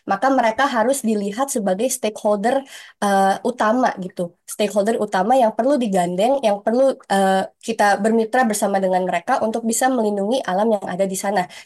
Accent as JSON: {"language": "Indonesian", "region": "Kalimantan", "country": "Indonesia", "said": "di Kalimantan di mana saya berasal dari Kalimantan"}